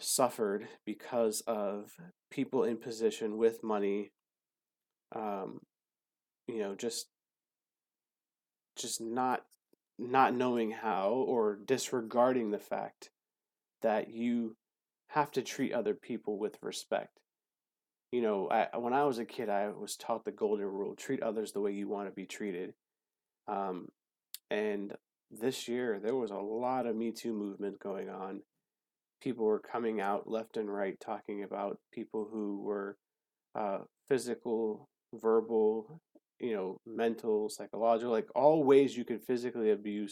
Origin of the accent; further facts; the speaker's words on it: South Florida, United States; now in Hawaii, United States; I'm actually from South Florida